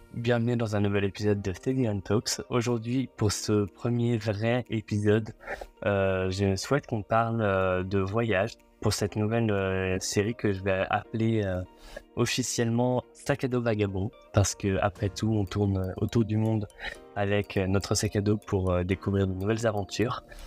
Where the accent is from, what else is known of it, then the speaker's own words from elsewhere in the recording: France; on est français